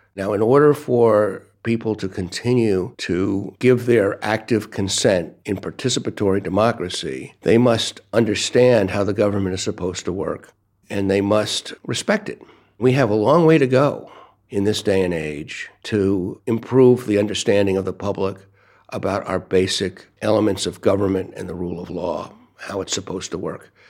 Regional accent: United States; also born or lived in Brooklyn, New York / Washington, D.C.; I'm from the United States.

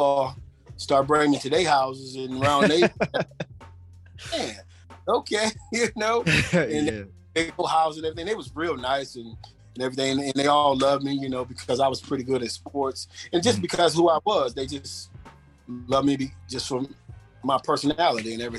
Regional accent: South Bend, Indiana, United States; I'm from South Bend, Indiana. Mm-hmm. You know, I grew up on the southeast side of South Bend.

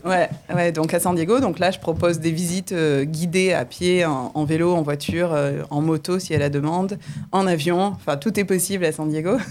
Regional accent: Nîmes, Occitania, France; moved away as an adult; now in California, United States; j'ai grandi donc à Nîmes

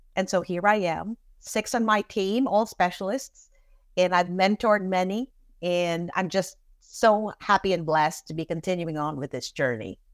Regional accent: Philippines; moved away as an adult; also born or lived in California / New York City / Florida; now in Orlando, United States; So, I am an immigrant from the Philippines. I moved to this country in nineteen eighty-nine

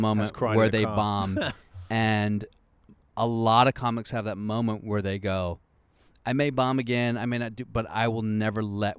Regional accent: Moldova; I'm from the first joke is I'm from Moldova.

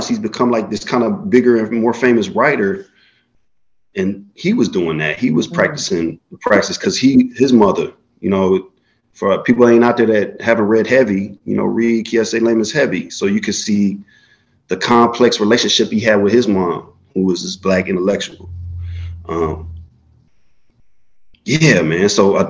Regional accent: Florida, United States; moved away as an adult; also born or lived in Chicago, Illinois / Vassar College, New York; I was born in Chicago, grew up in Florida

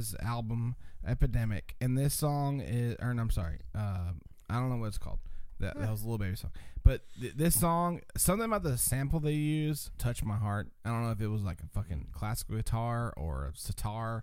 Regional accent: Atlanta, Georgia, United States; I grew up in Atlanta

